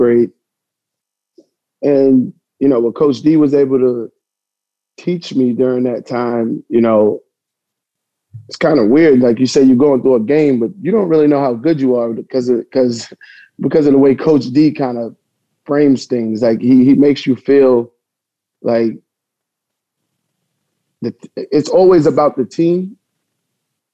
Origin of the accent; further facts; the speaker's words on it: New Rochelle, New York, United States; I was born in New Rochelle